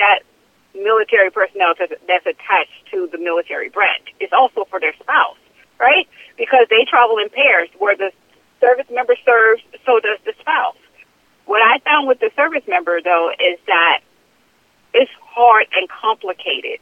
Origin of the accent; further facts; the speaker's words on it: St. Louis, Missouri, United States; I'm originally from St. Louis, Missouri